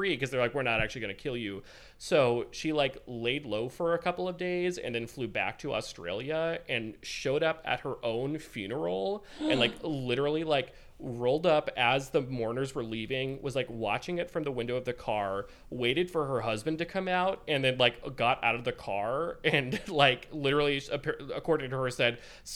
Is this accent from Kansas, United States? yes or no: no; Oregon, United States; Oregon, my home state